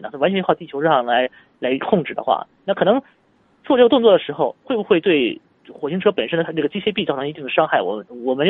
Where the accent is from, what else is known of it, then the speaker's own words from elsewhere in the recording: China; 这些东西都是我们中国人所需要采集的一些数据